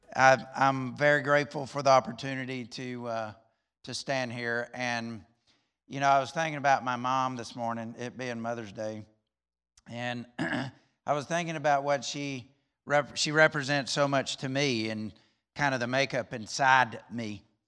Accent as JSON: {"language": "English", "region": "Alabama", "country": "United States", "tie": "born or raised there", "moved": "yes", "said": "I'm from Alabama"}